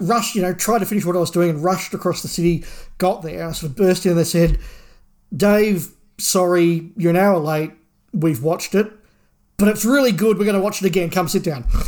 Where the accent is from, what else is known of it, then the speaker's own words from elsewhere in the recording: Australia; being Australian